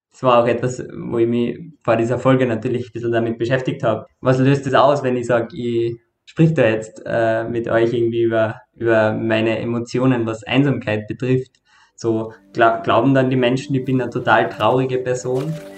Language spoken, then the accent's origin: German; Carinthia, Austria; now in Vienna, Austria; war davor in Kärnten, wo ich herkomme, äh, bei meiner Familie